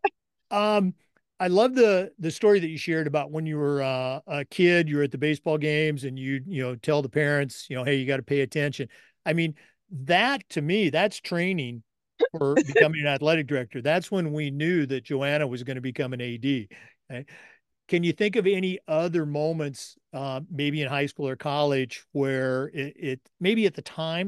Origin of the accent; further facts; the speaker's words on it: The Dalles, Oregon, United States; moved away; also born or lived in Battle Ground, Washington; I was born in the Dalles.